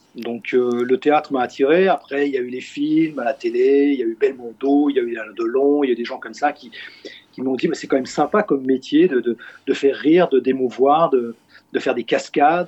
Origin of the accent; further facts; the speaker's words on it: Switzerland; en tant que Suisse